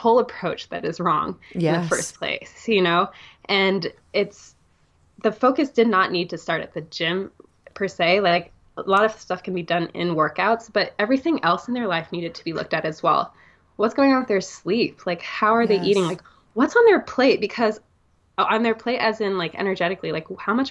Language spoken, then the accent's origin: English; Singapore; I'm from Singapore, right? It's very fast paced city life.